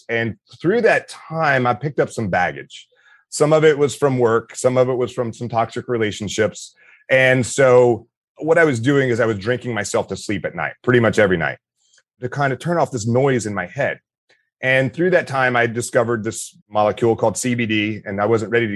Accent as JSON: {"language": "English", "town": "Meridian", "region": "Mississippi", "country": "United States", "tie": "born or raised there", "said": "I grew up in Meridian, Mississippi"}